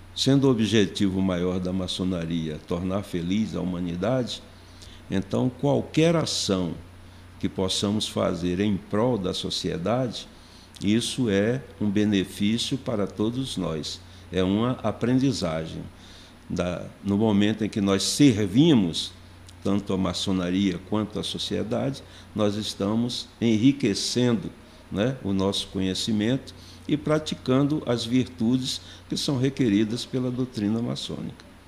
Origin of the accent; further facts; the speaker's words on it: Recife, Pernambuco, Brazil; moved away as an adult; now in Brasília, Brazil; tudo começou em Recife, Pernambuco, onde nasci. Cheguei em Brasília em 1977, em função de um concurso público